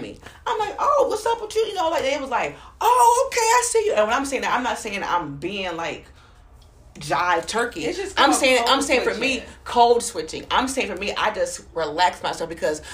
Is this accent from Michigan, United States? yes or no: no; Toledo, Ohio, United States; moved away; also born or lived in Alabama; I come from Ohio, Toledo, Ohio, 45 minutes from Canada.